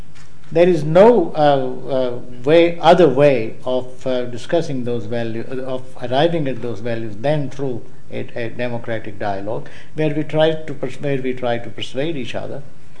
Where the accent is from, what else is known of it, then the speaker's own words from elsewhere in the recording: United Kingdom; I'm British, but at the same time, the Britishness is so capacious as to include the Scots, the Welsh, the Indians, the Hindus and Muslims and so on.